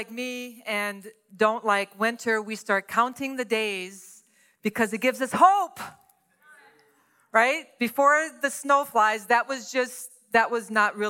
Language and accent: English; Louisiana, United States; moved away as an adult; also born or lived in San Antonio, Texas; I'm from Louisiana, never saw snow.